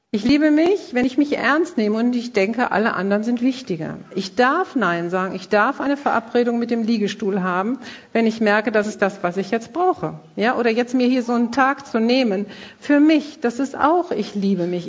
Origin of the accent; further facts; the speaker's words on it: Krefeld, North Rhine-Westphalia, Germany; bei uns in Krefeld